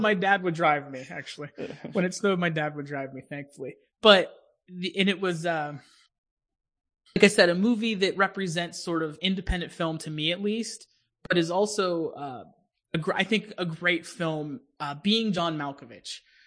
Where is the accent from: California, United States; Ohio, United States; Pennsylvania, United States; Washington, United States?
Pennsylvania, United States; Pittsburgh; I'm from Pittsburgh